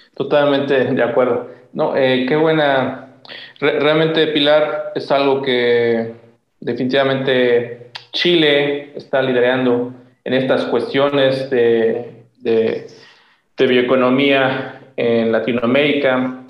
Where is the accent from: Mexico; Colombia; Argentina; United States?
Mexico; en México hay muchas, tenemos muchos problemas